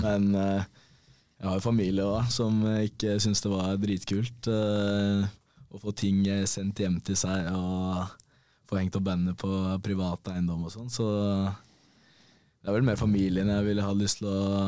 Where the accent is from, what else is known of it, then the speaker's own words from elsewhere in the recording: Bærum, Akershus, Norway; moved away as an adult; also born or lived in Molde; now in Denmark; det var ikke så mye hjemme i Bærum bortsett fra i ferier